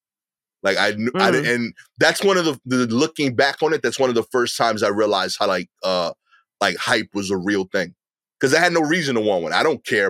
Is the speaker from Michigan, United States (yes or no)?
no; East New York, United States; I'm from Eastern New York. I went to a prep school in Queens for high school.